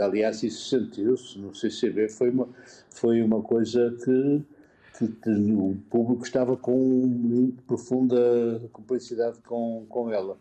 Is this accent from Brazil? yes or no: no; Porto, Norte, Portugal; now in Lisbon, Portugal; Eu sou da freguesia Santo Ildefonso.